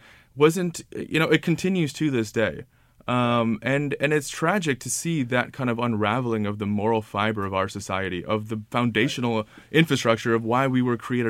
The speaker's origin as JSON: {"language": "English", "country": "United States", "said": "So I am an American Muslim, and I moved to Washington, D.C. after college in early 2010"}